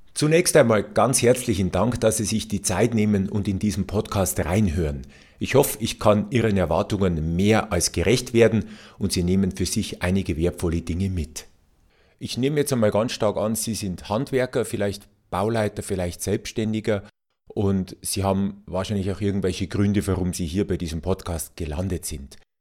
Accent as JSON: {"language": "German", "region": "Bavaria", "country": "Germany", "said": "als Bayer"}